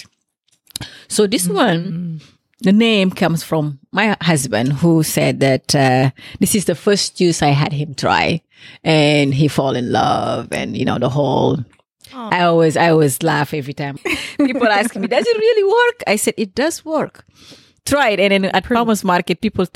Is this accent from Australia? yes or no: no; Senegal; moved away; In Senegal, we use the hibiscus, the Jamaica. In Senegalese, we say bisap